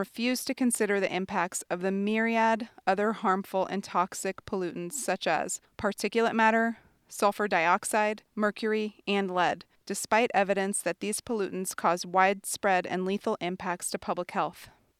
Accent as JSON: {"language": "English", "region": "Montana", "country": "United States", "tie": "born or raised there", "said": "For me, a major part of growing up in Montana was growing up around Montana's rivers and streams, such as the Madison and Gallatin Rivers, where I learned how to fly fish and to appreciate what we have."}